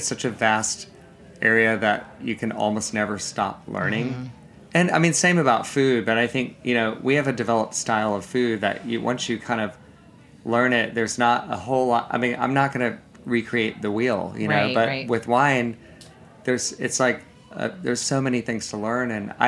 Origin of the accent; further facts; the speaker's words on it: Savannah, Georgia, United States; moved away; that's my hometown